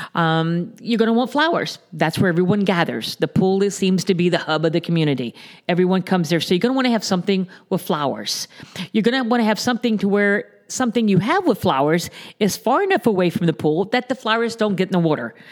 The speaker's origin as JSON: {"language": "English", "town": "Naples", "region": "Florida", "country": "United States", "tie": "born or raised there", "said": "born and raised in the Naples area."}